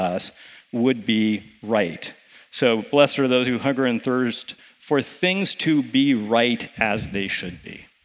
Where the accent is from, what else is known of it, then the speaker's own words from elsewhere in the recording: United States; as an American in the 21st century